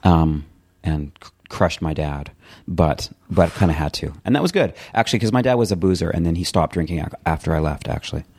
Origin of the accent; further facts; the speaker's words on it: Calgary, Alberta, Canada; also born or lived in Edmonton; I grew up in Calgary, Canada, in a townhouse community